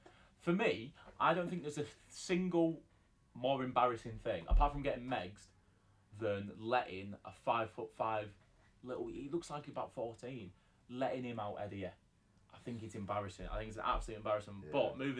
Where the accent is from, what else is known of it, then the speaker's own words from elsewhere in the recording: England, United Kingdom; I'm so English.